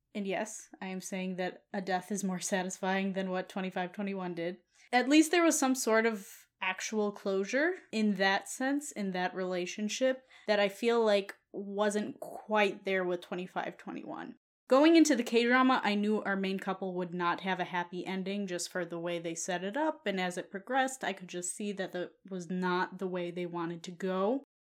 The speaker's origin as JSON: {"language": "English", "country": "United States", "said": "being an American"}